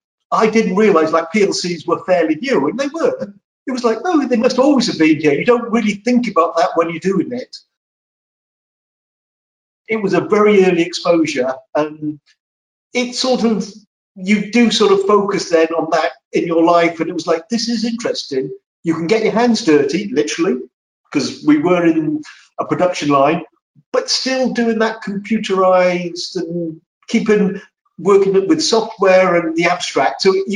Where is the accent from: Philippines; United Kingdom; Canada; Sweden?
United Kingdom; Wales; moved away as an adult; also born or lived in London; now in United States; I was born in Wales and lived there for 20 odd years. And then when I first started work, I moved to London and around the London area.